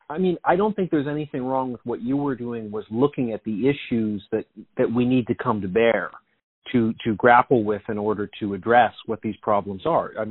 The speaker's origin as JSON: {"language": "English", "region": "London", "country": "United Kingdom", "said": "It's just I'm from London. I visited New York."}